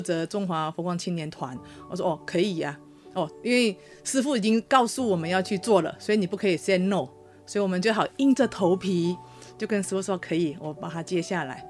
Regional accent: Malaysia; also born or lived in Taiwan; 我是马来西亚人

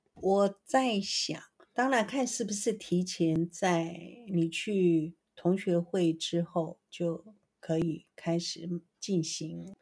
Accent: Taiwan; 我们台湾话叫做什么

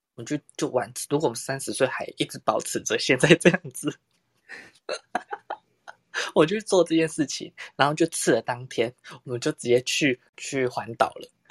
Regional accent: Tainan, Taiwan; 我是台南人嘛，因为台南不是有很多那种巷弄的那种很小间的古宅式的咖啡厅嘛

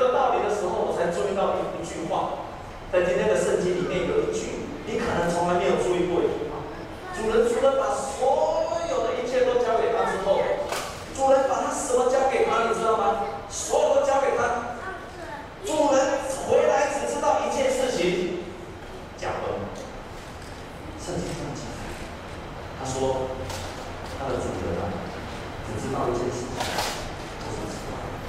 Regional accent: Taiwan; 我们台湾人讲一句话：“两头沙丘”，下面不行，举头三尺有神明

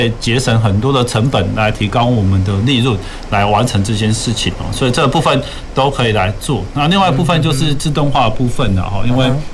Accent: Taiwan; 反倒是我们台湾人是比较少的

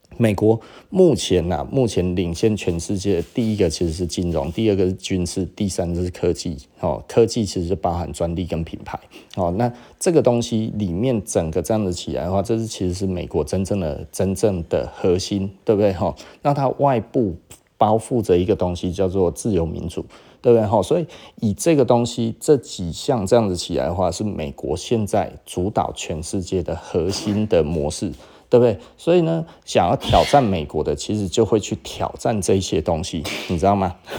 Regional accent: Taiwan; 日本人其实是伤害我们台湾人的

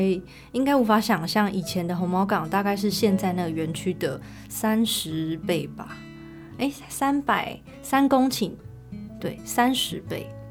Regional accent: Taichung, Taiwan; 我并不是高雄人，嗯。我是台中人

